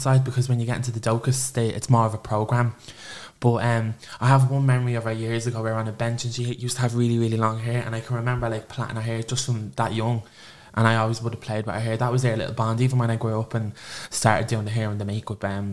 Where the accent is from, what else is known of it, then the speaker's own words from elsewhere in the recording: Clondalkin, Leinster, Ireland; I'm from Clondalkin. I was born and raised there